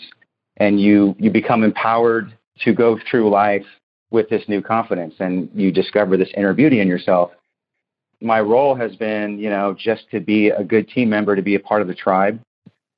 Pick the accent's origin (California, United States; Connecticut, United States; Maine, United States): California, United States; Oakland; I grew up in Oakland, California